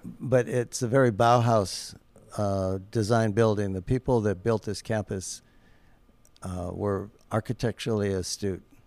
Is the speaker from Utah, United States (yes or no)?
no; Omaha, Nebraska, United States; moved away as an adult; now in Los Angeles, United States; I grew up just down the road from Los Angeles in Omaha, Nebraska